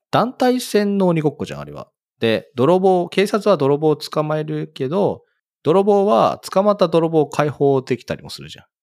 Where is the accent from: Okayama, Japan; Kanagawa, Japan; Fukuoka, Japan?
Kanagawa, Japan; Fujisawa; 私の地元の藤沢なんですけど